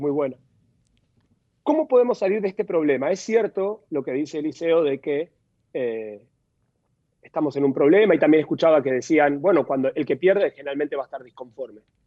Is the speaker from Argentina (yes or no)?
yes; Argentina; en mi país